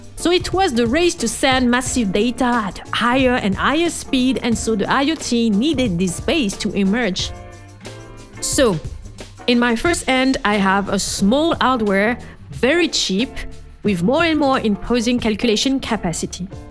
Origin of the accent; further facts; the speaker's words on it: France; accent: French; English is a second language; my French accent